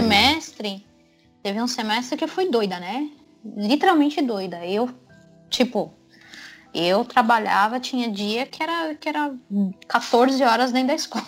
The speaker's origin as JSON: {"language": "Portuguese", "country": "Brazil"}